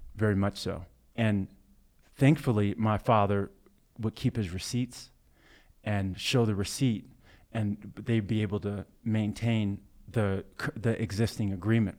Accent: Blue Springs, Missouri, United States; also born or lived in Kansas City, Missouri; growing up in Blue Springs Hi, in Blue Springs, Missouri, um, predominantly white, neighborhood suburb of Kansas City, Missouri

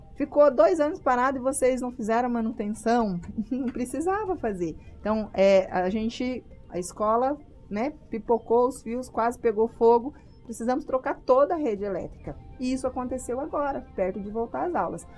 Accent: Paraná, Brazil; now in Sinop, Brazil; sou do Paraná

